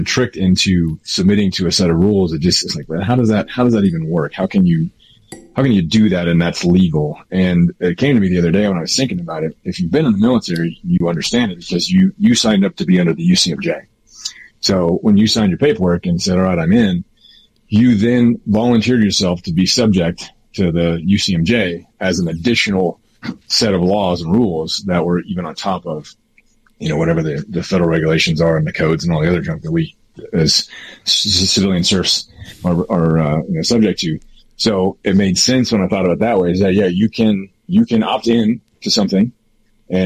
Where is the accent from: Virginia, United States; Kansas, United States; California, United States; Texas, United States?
Kansas, United States; now in Colorado Springs, United States; I grew up in Kansas